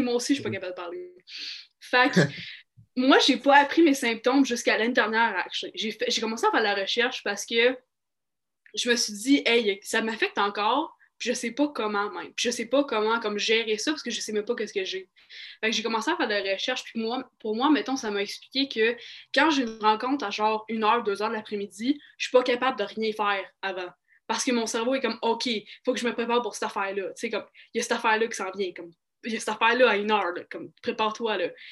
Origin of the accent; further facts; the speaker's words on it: Mirabel, Quebec, Canada; moved away; also born or lived in Montreal / Saskatchewan; je suis née à Montréal